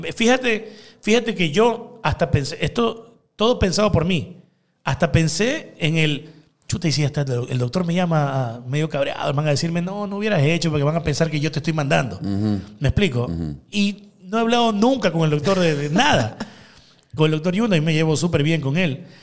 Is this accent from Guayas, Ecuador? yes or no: yes; Guayaquil, Guayas, Ecuador; yo soy guayaco, pata al suelo. Yo soy acá mapacingueño. Yo nací en Mapacingue Después me crié en Bellavista